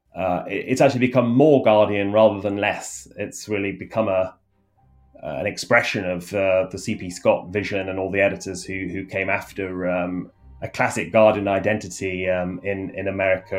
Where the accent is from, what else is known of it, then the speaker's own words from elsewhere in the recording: United Kingdom; accent: British; moved away as an adult; now in Washington, United States; my British accent